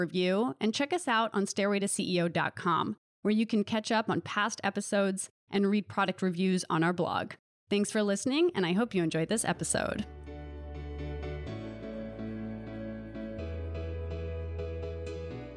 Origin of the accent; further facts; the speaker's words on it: Delaware, United States; now in Los Angeles, United States; I'm from Delaware. So on the other end of Philadelphia